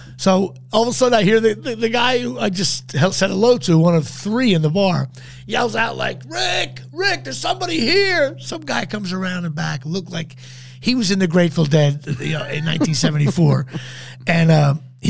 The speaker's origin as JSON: {"language": "English", "region": "New Jersey", "country": "United States", "said": "I'm from New Jersey."}